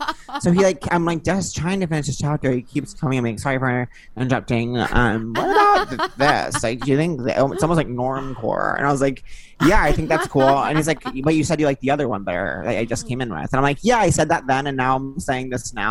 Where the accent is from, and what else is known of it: Long Island, New York, United States; born or raised there